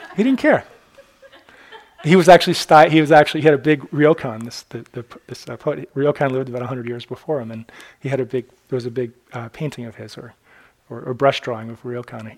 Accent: Newburyport, Massachusetts, United States; Newburyport, my, kind of my hometown

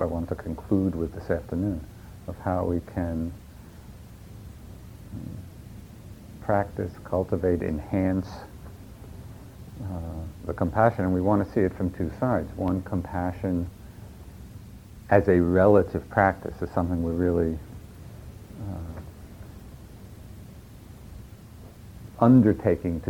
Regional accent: New York, United States; accent: New York; that's my New York accent

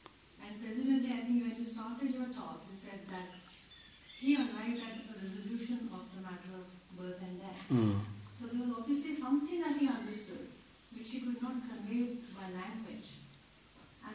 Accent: Dundee, Scotland, United Kingdom; I was born in Dundee

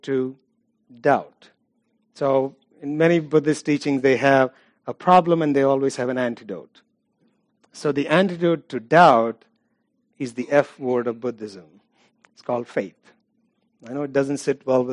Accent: India; I'm from India, it's Hinduism

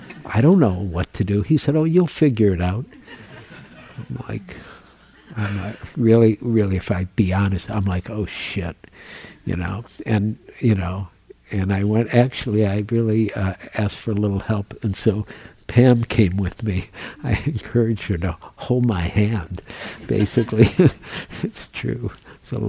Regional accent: Midwest, United States; I grew up in the Midwest

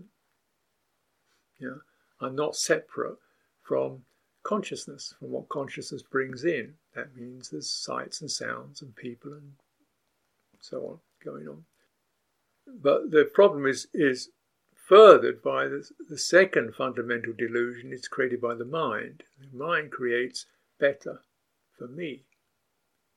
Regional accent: United Kingdom; I'm a British person.

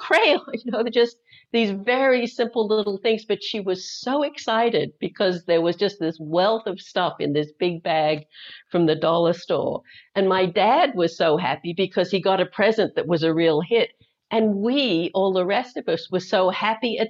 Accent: Australia; moved away; I have an accent. I'm actually originally from Australia, though I left there in 1980, been gone for a long time.

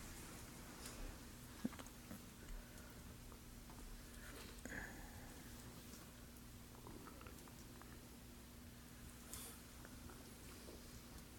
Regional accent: New York, United States; moved away; I have connections in New York and I grew up in New York

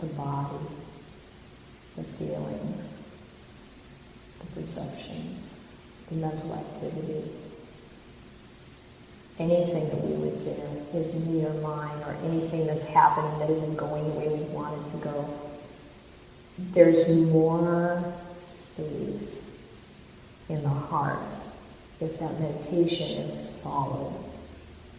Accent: Indiana, United States; now in Mountain View, United States; the same state I grew up in Indiana.

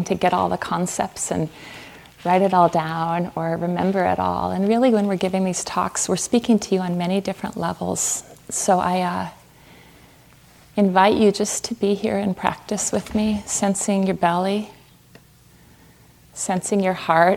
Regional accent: Fargo, North Dakota, United States; moved away as an adult; also born or lived in Southwest United States; I grew up in Fargo, North Dakota, Fargo like the movie

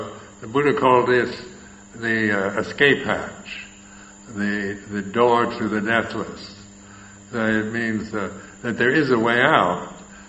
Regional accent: California, United States; moved away as an adult; also born or lived in Thailand; where I'm from California

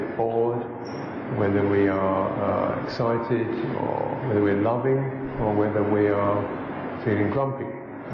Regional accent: England, United Kingdom; I'm English.

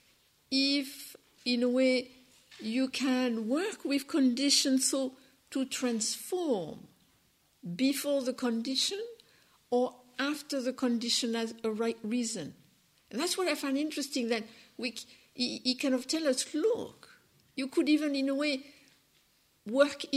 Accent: France; accent: French; English is a second language; my French accent

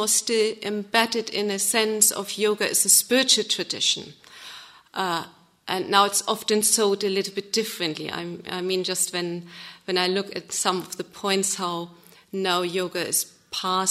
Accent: Germany; English is a second language; moved away as an adult; now in England, United Kingdom; I'm from Germany. Moved here to England 9 years ago.

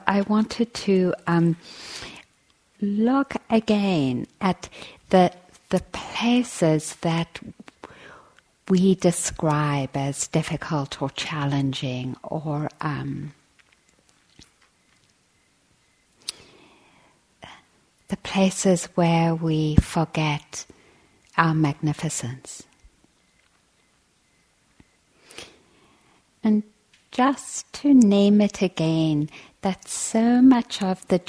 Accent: South Africa; I grew up in South Africa

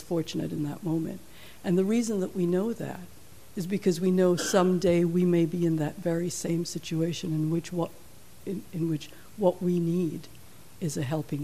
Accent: Jamaica; moved away; I'm from Jamaica

